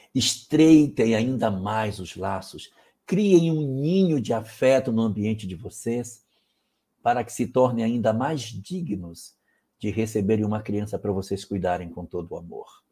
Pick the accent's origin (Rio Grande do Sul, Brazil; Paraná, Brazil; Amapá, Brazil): Amapá, Brazil; o estado onde eu nasci